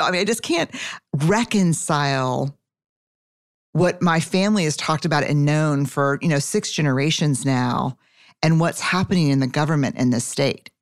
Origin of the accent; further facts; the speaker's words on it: Texas, United States; I'm a Texan. Fifth generation